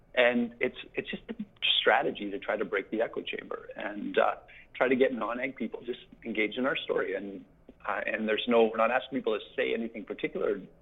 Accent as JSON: {"language": "English", "region": "Saskatchewan", "country": "Canada", "tie": "born or raised there", "moved": "yes", "said": "I grew up in Saskatchewan on a mixed grain farm with cows and canola"}